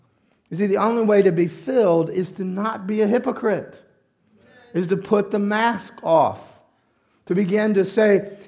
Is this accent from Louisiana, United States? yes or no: yes; Louisiana, United States; I'm a Cajun and I like red beans and rice with sausage.